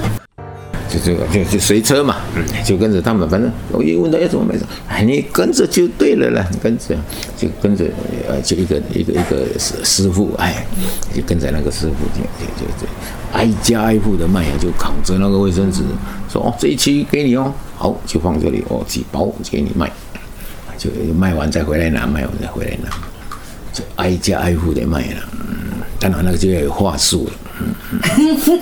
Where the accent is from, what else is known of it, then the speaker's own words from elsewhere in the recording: Taitung County, Taiwan; moved away as an adult; 说我是从台东来的